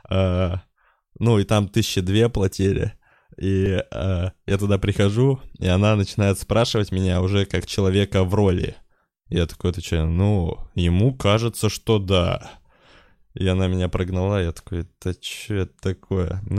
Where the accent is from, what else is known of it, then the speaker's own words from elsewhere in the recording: Udmurtia, Russia; Удмуртия за мной здесь сейчас.